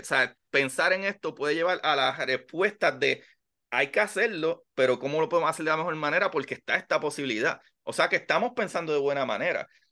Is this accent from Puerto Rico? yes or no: yes; Puerto Rico; yo soy puertorriqueño